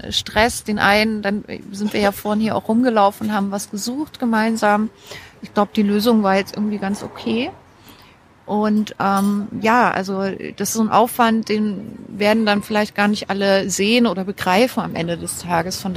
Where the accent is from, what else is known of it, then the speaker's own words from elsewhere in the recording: Weimar, Thuringia, Germany; also born or lived in Halle, Germany; Ich bin in Weimar aufgewachsen. Und ursprünglich komme ich aus Sachsen-Anhalt, aus äh, Halle.